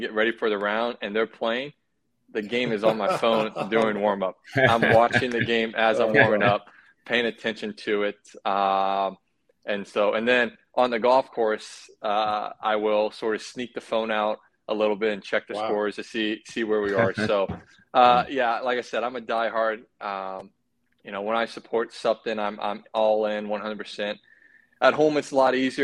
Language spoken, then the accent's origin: English; United States; as an American